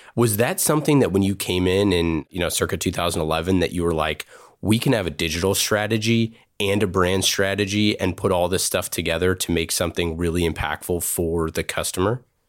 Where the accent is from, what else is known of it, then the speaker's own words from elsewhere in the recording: Oakland, California, United States; I grew up in Oakland, across the street from, you know, San Francisco